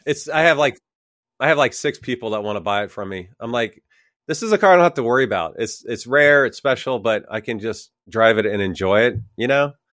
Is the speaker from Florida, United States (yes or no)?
yes; Jacksonville, Florida, United States; I grew up in Jacksonville